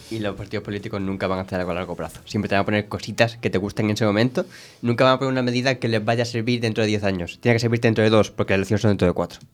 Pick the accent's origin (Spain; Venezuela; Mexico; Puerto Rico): Spain; somos europeos, mediterráneos, de España